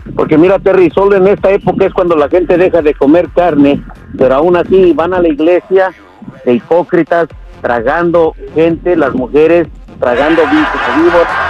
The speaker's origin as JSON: {"language": "Spanish", "country": "Mexico", "said": "Soy mexicano"}